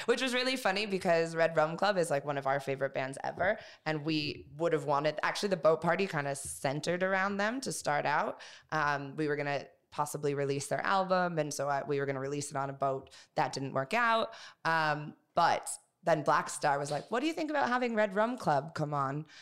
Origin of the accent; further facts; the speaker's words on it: United States; I'm American